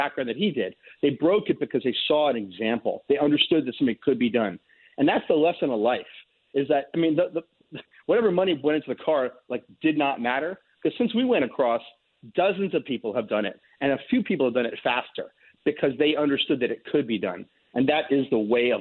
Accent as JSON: {"language": "English", "region": "New York", "country": "United States", "said": "a New Yorker"}